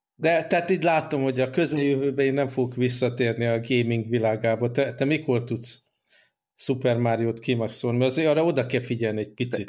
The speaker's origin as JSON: {"language": "Hungarian", "country": "Hungary", "moved": "yes", "said": "amire büszkék vagyunk, mint magyarok"}